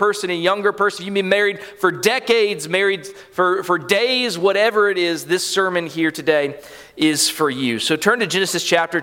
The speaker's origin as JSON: {"language": "English", "town": "Callahan", "region": "Florida", "country": "United States", "tie": "born or raised there", "said": "I was raised here in Callahan"}